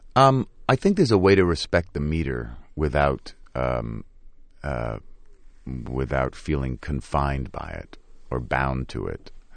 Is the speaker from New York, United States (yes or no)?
yes; New York, United States; growing up in the Lower East Side of New York